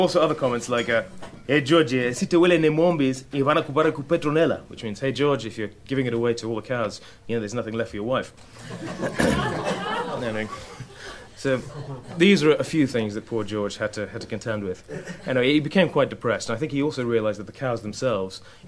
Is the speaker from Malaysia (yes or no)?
no; Mashonaland, Zimbabwe; I grew up in Rhodesia, which then became Zimbabwe after the War for Independence in 1980